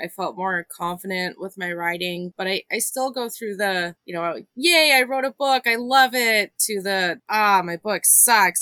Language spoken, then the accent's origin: English; Phoenix, Arizona, United States; now in New Mexico, United States; I'm originally from Phoenix